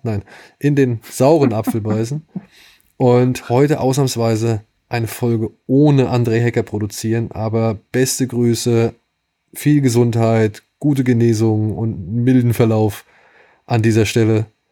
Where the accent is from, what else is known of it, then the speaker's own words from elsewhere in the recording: Wiesbaden, Hesse, Germany; moved away; in meiner alten Heimatstadt Wiesbaden